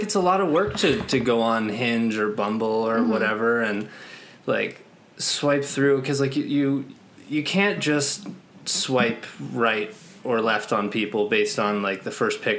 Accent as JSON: {"language": "English", "region": "New York", "country": "United States", "also_born_or_lived": "Boston", "moved": "as an adult", "lives_now": "Las Vegas, United States", "said": "I am 26 years old. I live in Las Vegas, Nevada. I'm from New York originally. Went to college in Boston, then moved out here"}